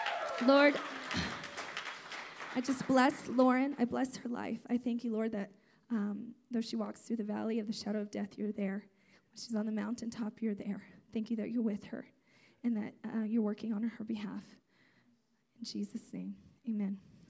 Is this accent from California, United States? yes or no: yes; California, United States; also born or lived in Azores, Portugal; So I'm from Portugal, the islands. There's 9 islands off the coast of Portugal called the Azores Islands. I was born on one of those islands. And my parents came to California when I was just a month and a half